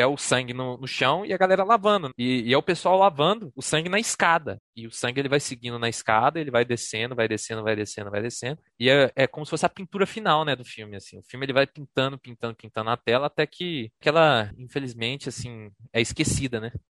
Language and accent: Portuguese; Contagem, Minas Gerais, Brazil; eu sou de Contagem